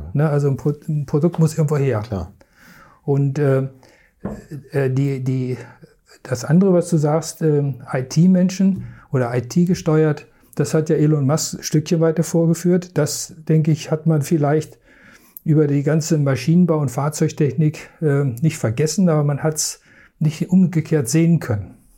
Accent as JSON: {"language": "German", "area": "a village between Hanover and Wolfsburg", "region": "Lower Saxony", "country": "Germany", "said": "ich komme aus dem Dorf, wo alle zu VW gingen. Mhm. Entweder nach Hannover ins Werk oder Wolfsburg ins Werk, weil ich genau mittendrin wohnte."}